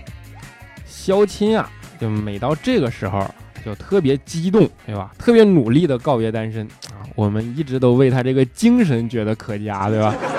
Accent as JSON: {"language": "Chinese", "region": "Northeast China", "country": "China", "accent": "Northeastern (Dongbei)", "said": "我这东北口音实在是太带感了"}